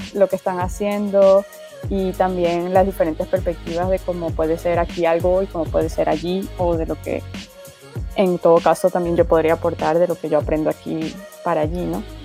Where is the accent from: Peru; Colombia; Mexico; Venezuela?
Venezuela; also born or lived in Spain; now in France; estoy en Francia, estoy, soy de Venezuela, pero bueno, ya me vine hace bastante tiempo